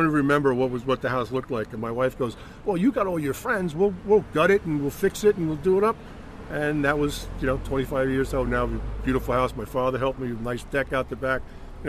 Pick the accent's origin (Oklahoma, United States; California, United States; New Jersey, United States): New Jersey, United States; Hawthorne; now in Glen Rock, United States; You and I knew growing up in Hawthorne